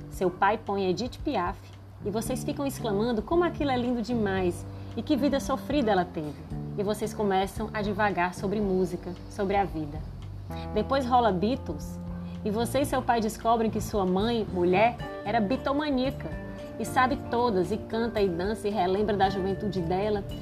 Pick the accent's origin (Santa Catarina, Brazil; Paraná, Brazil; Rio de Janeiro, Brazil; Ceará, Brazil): Ceará, Brazil; accent: cearense; sou cearense, pelo sotaque você vai reconhecer